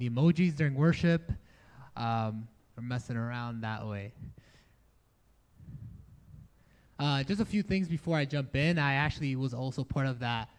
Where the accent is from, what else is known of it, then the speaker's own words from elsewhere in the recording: New York City, New York, United States; also born or lived in Dominican Republic; I grew up in New York City.